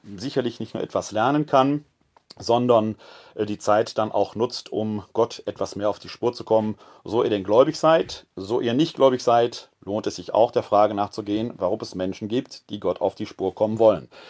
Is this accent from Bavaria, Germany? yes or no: no; Essen, North Rhine-Westphalia, Germany; now in Wuppertal, Germany; Ich komme ja selbst gebürtig aus Essen, ist mein Heimatbistum